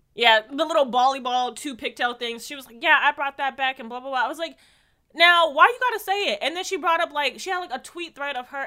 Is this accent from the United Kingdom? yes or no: no; Jamaica; I'm Jamaican